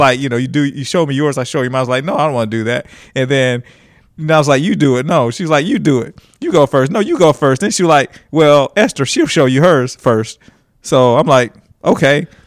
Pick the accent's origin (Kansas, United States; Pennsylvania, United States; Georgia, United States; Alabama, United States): Alabama, United States; Huntsville; also born or lived in Nigeria; I was born in Nigeria, and we moved to Huntsville, Alabama, of all places